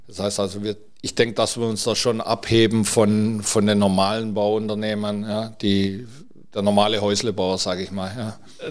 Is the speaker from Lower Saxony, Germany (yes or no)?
no; near Metzingen, Stuttgart area, Baden-Württemberg, Germany; now in Mallorca, Spain; ich komme aus der Nähe von Metzingen, Aha. Stuttgart, ja. ja. aus dem Bereich.